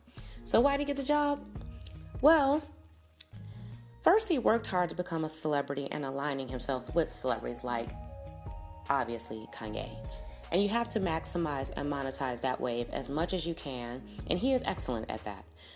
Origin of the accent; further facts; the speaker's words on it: Chicago, Illinois, United States; Chicago, my hometown